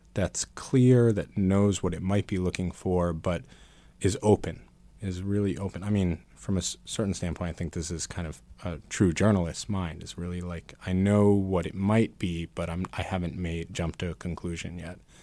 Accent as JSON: {"language": "English", "town": "New York City", "region": "New York", "country": "United States", "tie": "born or raised there", "also_born_or_lived": "Vermont", "said": "grew up here in Manhattan as a, as a Buddhist kid."}